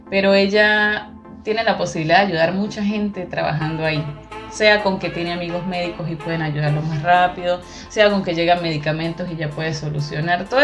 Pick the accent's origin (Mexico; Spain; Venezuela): Venezuela; Táchira; accent: gocha; moved away as an adult; Yo soy gocha